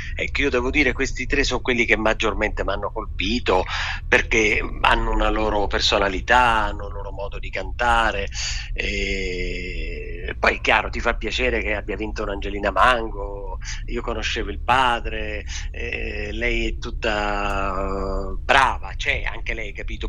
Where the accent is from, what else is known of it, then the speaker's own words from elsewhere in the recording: Sicily, Italy; sono partito eh, quest'anno a gennaio da, da, dalla, dalla, mia terra, dalla Sicilia